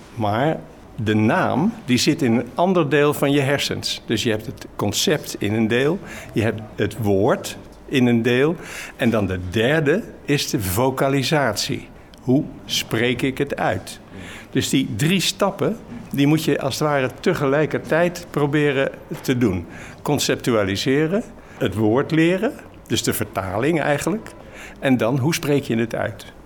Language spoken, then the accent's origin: Dutch; Rotterdam, South Holland, Netherlands; now in Maassluis, Netherlands; Op school in Rotterdam mocht ik naar het Erasmiaans gymnasium